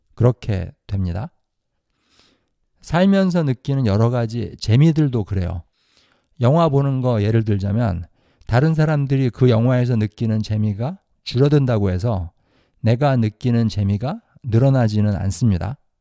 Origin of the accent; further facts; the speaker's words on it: South Korea; moved away; 저는 한국에서 자랐으니까 한국에서 학교를 다녔어요.